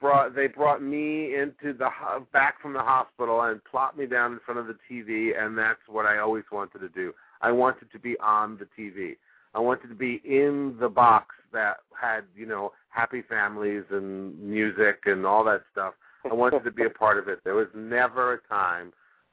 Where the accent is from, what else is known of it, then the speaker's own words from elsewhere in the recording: New York City, New York, United States; moved away as an adult; also born or lived in Minneapolis, Minnesota; now in Los Angeles, United States; I was born in the Bronx, born and raised in New York City.